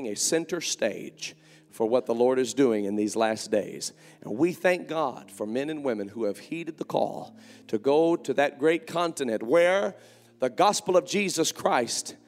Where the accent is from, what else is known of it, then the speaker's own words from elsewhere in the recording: Indiana, United States; I grew up with them in Indiana